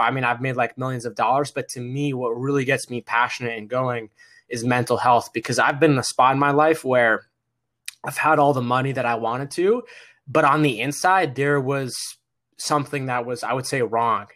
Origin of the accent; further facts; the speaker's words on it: Massachusetts, United States; I'm the son of, uh, my parents who immigrated to America from Egypt, and we moved to Massachusetts, and I was born here in America